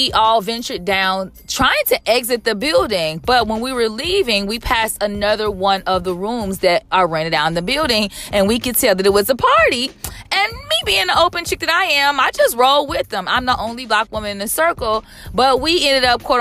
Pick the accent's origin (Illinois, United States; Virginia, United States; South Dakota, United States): Illinois, United States; Chicago; now in Southern California, United States; I am from Chicago